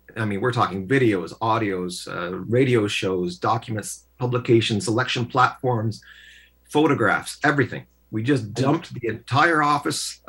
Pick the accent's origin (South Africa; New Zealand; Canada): Canada; Oshawa, Ontario; also born or lived in Peterborough, Ontario / London, Ontario; Born and raised in Oshawa, Ontario, motor city of the country, at least until it wasn't